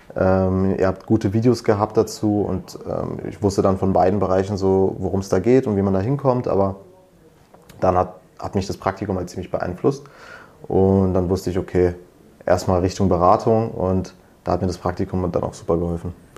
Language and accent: German; Berlin, Germany; komme aus Berlin, studiere aber an der Uni Potsdam, also in der Nähe von Berlin